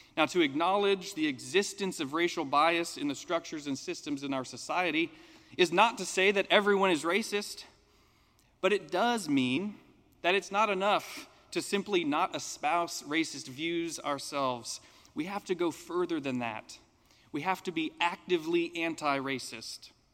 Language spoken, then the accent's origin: English; United States; as an American